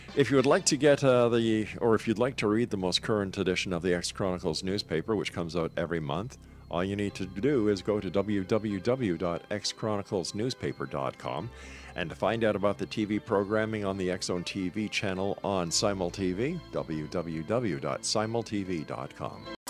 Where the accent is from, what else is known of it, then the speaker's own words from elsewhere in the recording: Canada; I'm a Canadian